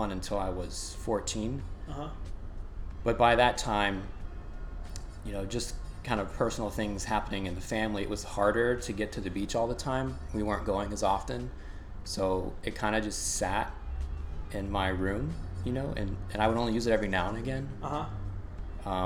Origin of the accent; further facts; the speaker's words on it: Florida, United States; growing up in Florida